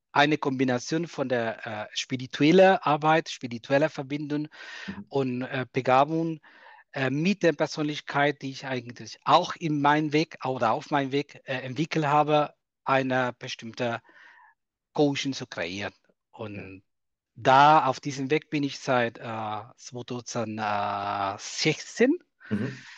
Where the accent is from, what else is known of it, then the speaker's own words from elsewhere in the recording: Cuba; German is a second language; now in Germany; Ich komme aus Kuba, mhm. bin seit 2010 in Deutschland, äh, wohne in der wunderschönen Rheinland-Pfalz.